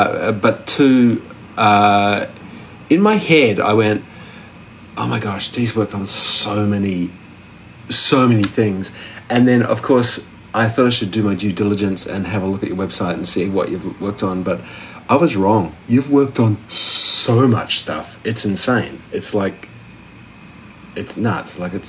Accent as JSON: {"language": "English", "country": "New Zealand", "tie": "born or raised there", "said": "because I grew up in New Zealand."}